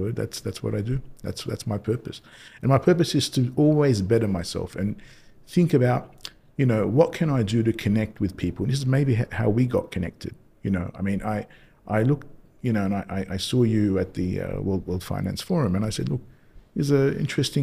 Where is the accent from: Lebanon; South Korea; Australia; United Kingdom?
Australia; moved away as an adult; also born or lived in Indonesia / Paris, France; now in Dubai, United Arab Emirates; I grew up in Australia. I was born in Australia, actually, and started my career there, went to school there